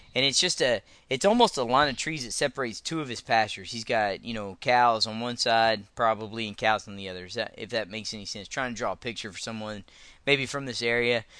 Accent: Texas, United States; I'm a Texan, so I live, uh, fairly close to the, uh, the Red River

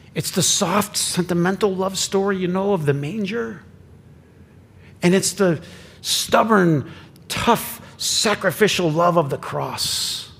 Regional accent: Flint, Michigan, United States; I grew up in Flint

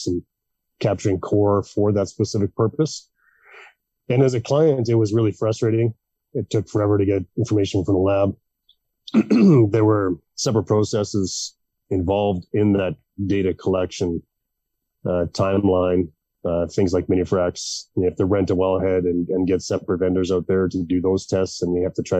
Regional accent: Melfort, Saskatchewan, Canada; moved away; also born or lived in Calgary; my hometown in Melfort, Saskatchewan

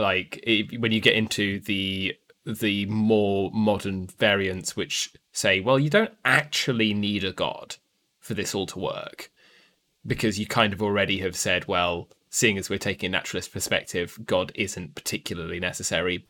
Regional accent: United Kingdom

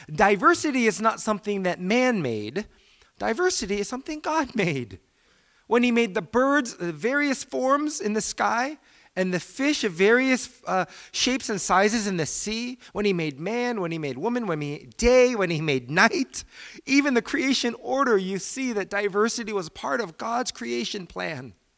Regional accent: United States; as a Korean American, in the Presbyterian Church in American, in America, we are the dominant group for Asians.

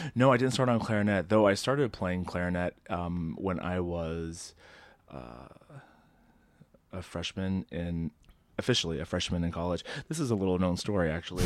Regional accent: Southern Indiana, United States; I grew up in Southern Indiana

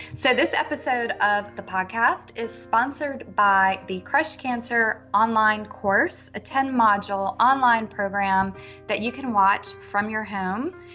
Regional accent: Richmond, Virginia, United States; I'm from Richmond

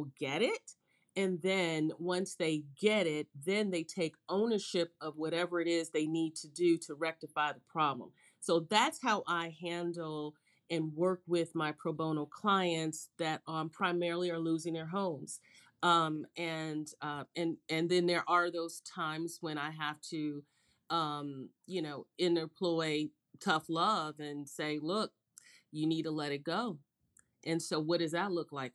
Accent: Chicago, Illinois, United States; I grew up in Chicago, and I grew up when Chicago was really just a Midwestern town.

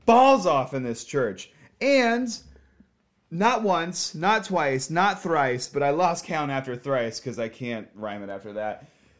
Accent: Southern California, United States; moved away as an adult; also born or lived in Long Beach, California; now in Portland, United States; I grew up in Southern California, and I lived there up until I was, like, 22

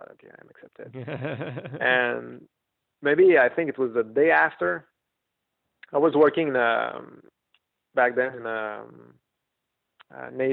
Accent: Quebec, Canada; also born or lived in New York; I was in Quebec and, that kind of school is pretty expensive and being a Canadian is kind of tricky

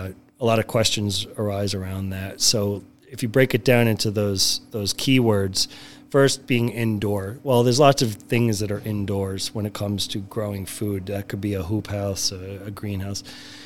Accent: New York City, New York, United States; now in Milwaukee, United States; I'm born and raised in New York for about half that time. So about 20 years was New York City between Manhattan and Brooklyn.

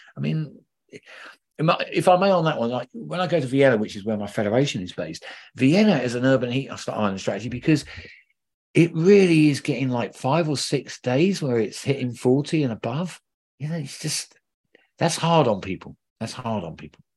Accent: London, United Kingdom; I'm a Londoner

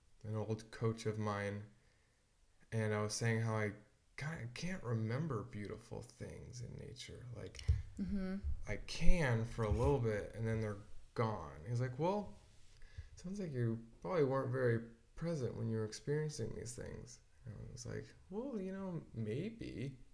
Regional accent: Washington, United States; growing up in Washington

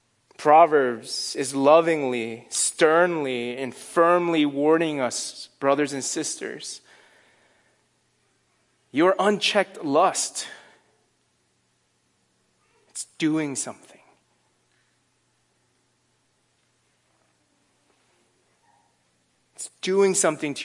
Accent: Northeast, United States; moved away; I'm from the Northeast

